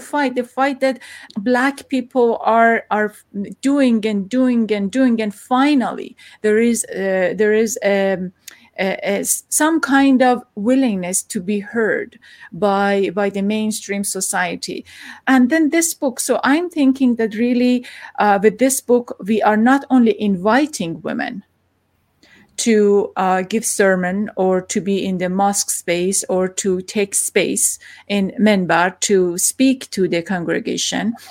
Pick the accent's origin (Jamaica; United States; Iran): Iran; moved away; I am from Iran